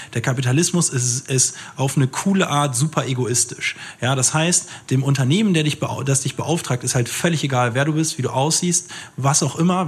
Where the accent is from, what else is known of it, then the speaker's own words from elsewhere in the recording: Germany; ich bin in Deutschland geboren, meine Mama ist Ägypterin